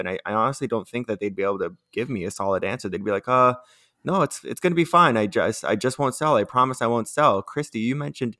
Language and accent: English; Canada; until I realized I'm Canadian and I can't do that.